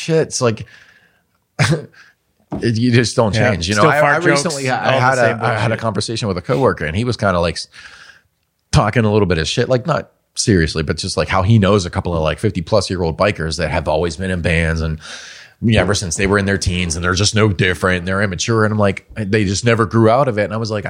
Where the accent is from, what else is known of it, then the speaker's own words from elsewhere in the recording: Pittsburgh, Pennsylvania, United States; We are from Pittsburgh, Pennsylvania